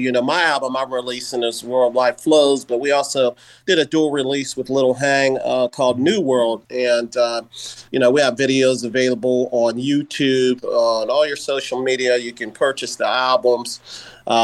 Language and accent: English; Columbus, Ohio, United States; I'm from Columbus, Ohio, you know, near, you know, Chicago, Great Lakes area.